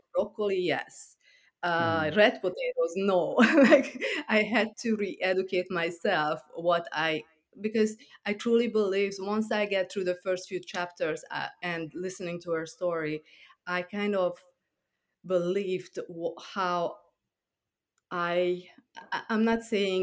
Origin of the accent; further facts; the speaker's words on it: Transylvania, Romania; moved away as an adult; also born or lived in Hungary / New York; now in Long Island, United States; I grew up in Transylvania, which is part of Romania. And I moved to New York when I was 21.